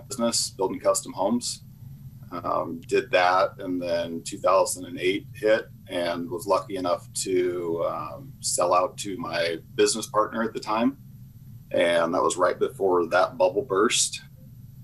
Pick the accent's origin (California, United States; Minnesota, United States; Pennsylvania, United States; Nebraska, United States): Nebraska, United States; Omaha; I was born and raised here in Omaha.